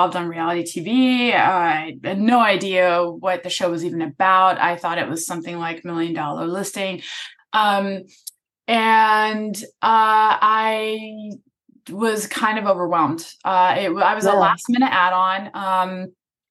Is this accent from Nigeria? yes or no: no; Germany; moved away as an adult; now in Los Angeles, United States; I'm from Germany. I moved here and to go to Pepperdine University to study advertising